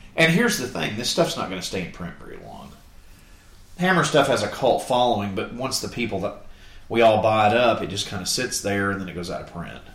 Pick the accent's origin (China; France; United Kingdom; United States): United States; Florida; growing up in Florida